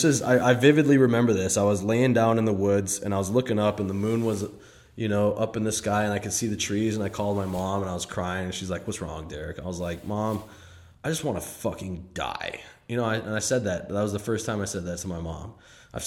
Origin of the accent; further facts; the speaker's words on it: St. Paul, Minnesota, United States; I grew up in St. Paul, Minnesota